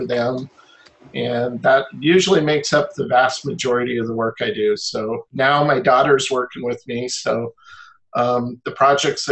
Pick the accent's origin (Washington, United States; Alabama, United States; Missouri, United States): Washington, United States; Olympia; I grew up in Olympia, Washington